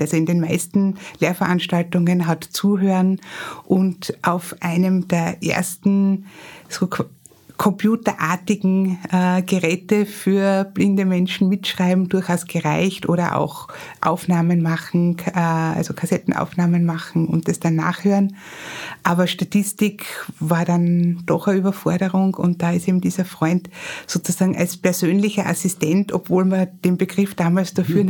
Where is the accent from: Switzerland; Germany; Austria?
Austria; Graz, Styria; ich bin in Graz geboren und aufgewachsen